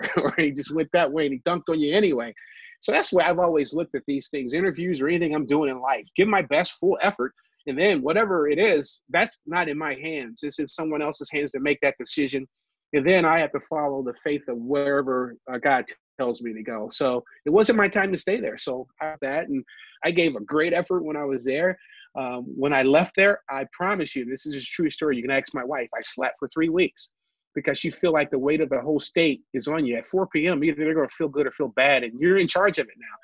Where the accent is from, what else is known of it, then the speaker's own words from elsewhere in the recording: Ohio, United States; moved away as an adult; now in Michigan, United States; I grew up in Ohio